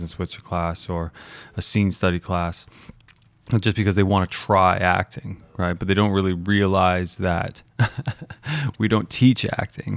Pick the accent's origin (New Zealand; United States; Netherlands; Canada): Canada; Calgary, Alberta; also born or lived in Toronto; I grew up in the Toronto volleyball or basketball scene, Toronto, Calgary basketball or, or, or volleyball scene